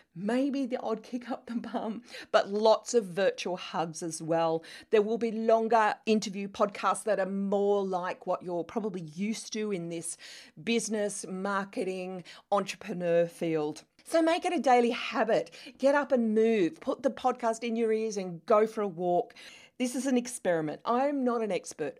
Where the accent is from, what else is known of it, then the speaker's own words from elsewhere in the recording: Australia; accent: Australian; moved away as an adult; also born or lived in London, England; as you can tell from my accent, I am Australian